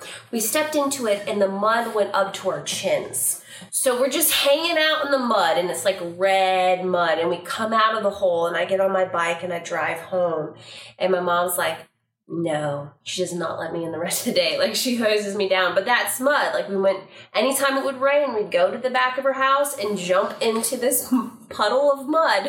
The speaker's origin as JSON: {"language": "English", "region": "Northern California", "country": "United States", "tie": "born or raised there", "said": "I grew up in Northern California"}